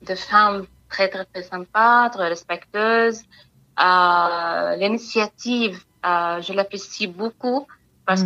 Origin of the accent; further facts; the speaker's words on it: Palestine; moved away as an adult; now in France; je suis palestinienne et je suis arrivée en France euh, en 2016